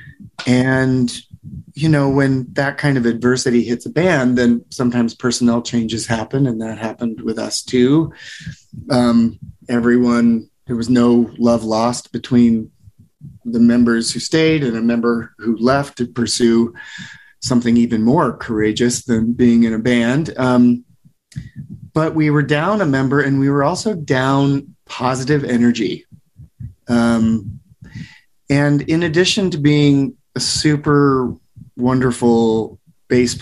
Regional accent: Ames, Iowa, United States; moved away; also born or lived in California; I'm from Ames, Iowa.

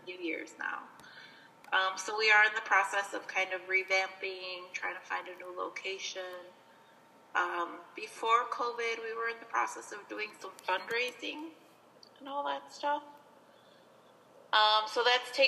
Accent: Aurora, United States; also born or lived in Wasco, California; I've grown up in Aurora my whole life

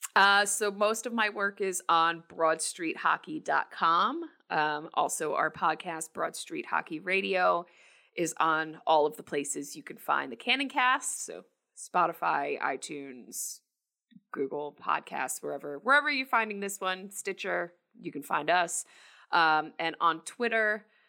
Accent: New Jersey, United States; also born or lived in New York; I was born in New York, but raised in New Jersey, um, I live in New Jersey

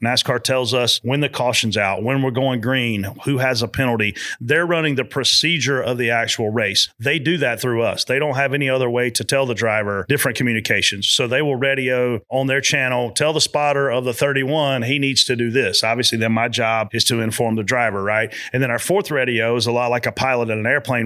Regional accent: South Carolina, United States; growing up in South Carolina, being a big hunter

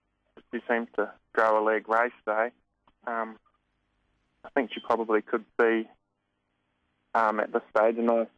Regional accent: Hunterville, Manawatū-Whanganui, New Zealand; moved away as an adult; now in Victoria, Australia; So I was from a small town in New Zealand called Hunterville.

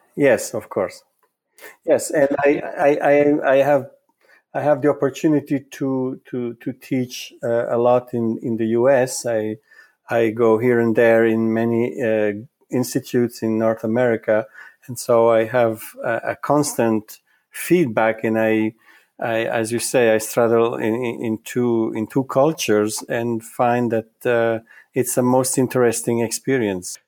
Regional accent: Italy; first language Italian; English is a second language; moved away; I was born in Italy, so Italian is my mother tongue.

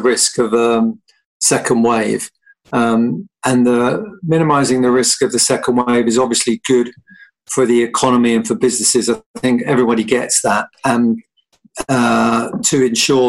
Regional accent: London, United Kingdom; as a Londoner

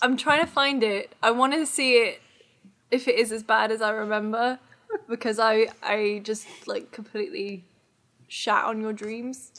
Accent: United Kingdom; now in United States; as a Brit

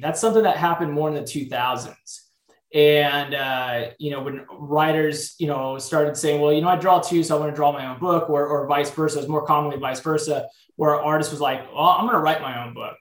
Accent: San Diego, California, United States; I grew up in San Diego, California

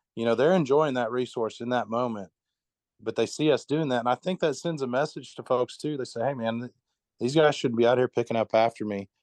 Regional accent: Tahlequah, Oklahoma, United States; I'm from Tahlequah, Oklahoma

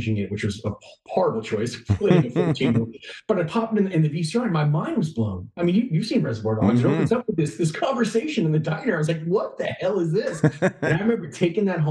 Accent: New York City, New York, United States; So I grew up in the Bronx. I was 14 years old

